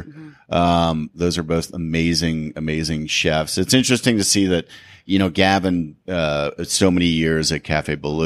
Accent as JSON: {"language": "English", "country": "Canada", "said": "I'm a Canadian kid who cooks Southern food"}